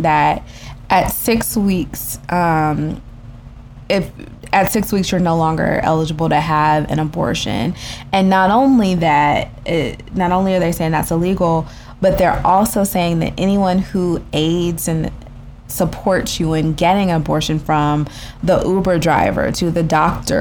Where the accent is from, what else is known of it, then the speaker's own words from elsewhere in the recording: Texas, United States; also born or lived in California; we both grew up in Texas